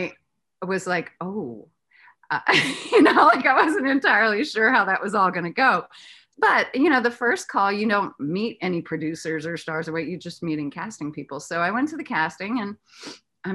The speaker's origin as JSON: {"language": "English", "region": "East Coast", "country": "United States", "tie": "born or raised there", "said": "I'm a Southerner by heritage, but I grew up on the East Coast."}